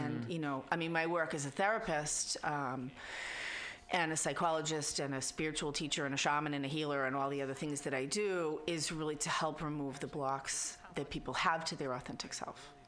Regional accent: Boston, Massachusetts, United States; accent: Boston; now in San Francisco, United States; I was raised in Boston

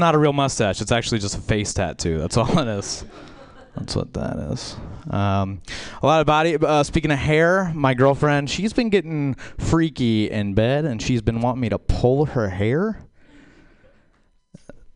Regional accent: Baton Rouge, Louisiana, United States; I'm from Baton Rouge, Louisiana.

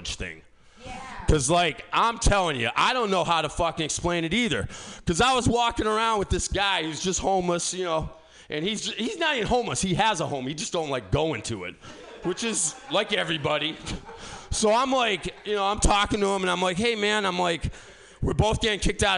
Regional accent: East Coast, United States; now in San Francisco, United States; I'm from the East Coast.

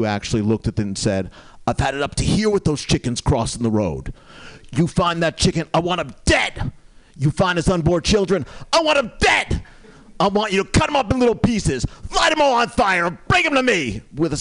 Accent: New Jersey, United States; moved away; when I was growing up in New Jersey

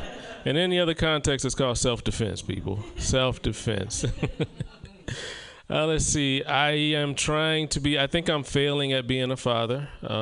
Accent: Southern United States, United States; I'm from the South. And to escape the bitter racism of the South, I moved to Oregon.

